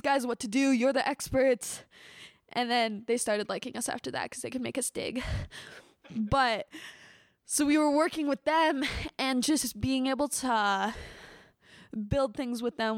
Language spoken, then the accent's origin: English; United States; as American